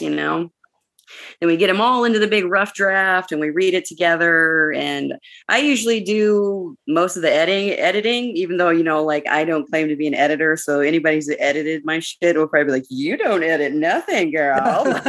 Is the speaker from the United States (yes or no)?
yes; Arizona, United States; growing up in Arizona